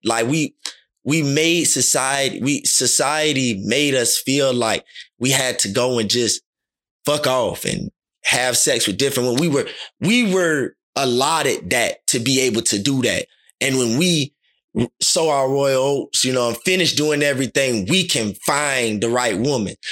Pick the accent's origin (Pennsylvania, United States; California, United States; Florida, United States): Florida, United States; Miami; growing up in Little League, our motto was, "Talk less and do more." Liberty City Vikings